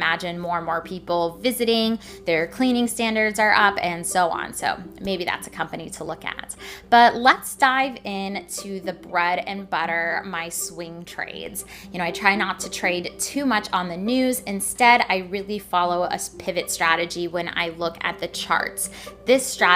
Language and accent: English; Washington, United States; my home state, Washington